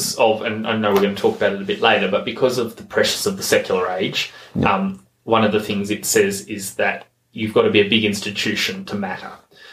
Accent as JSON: {"language": "English", "town": "Sydney", "region": "New South Wales", "country": "Australia", "tie": "born or raised there", "also_born_or_lived": "Queanbeyan", "moved": "as an adult", "said": "I grew up in Western Sydney"}